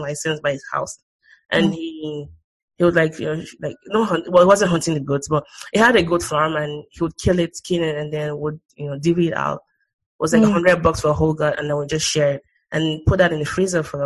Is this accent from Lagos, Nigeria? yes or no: yes; Lagos, Nigeria; now in United States; I'm from Lagos